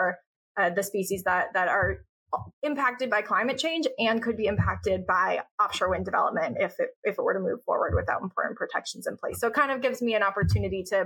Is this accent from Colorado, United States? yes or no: no; Newburyport, Massachusetts, United States; also born or lived in Washington, D.C.; I grew up in Newburyport, Massachusetts, which is where I live today